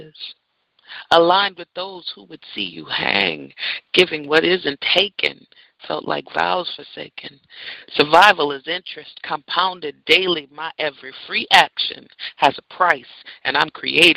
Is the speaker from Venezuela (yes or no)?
no; San Francisco, California, United States; moved away; my hometown, same town me and my father were born